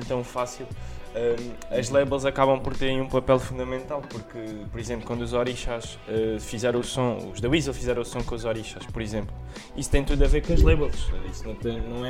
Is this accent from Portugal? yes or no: yes; Portugal; nós que somos, somos portugueses